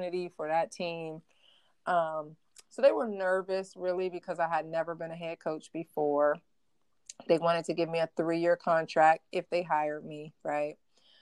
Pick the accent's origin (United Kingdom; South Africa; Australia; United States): United States; Ohio; I'm from Ohio